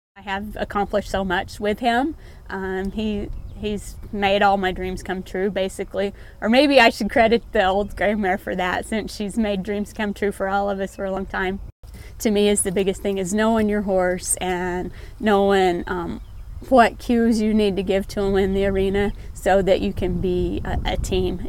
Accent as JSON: {"language": "English", "region": "Oklahoma", "country": "United States", "tie": "born or raised there", "moved": "as an adult", "lives_now": "Valentine, Nebraska, United States", "said": "Um, I'm from Valentine, Nebraska now. Originally was from Oklahoma, but married a good Sandhills cowboy and ended up here in God's country"}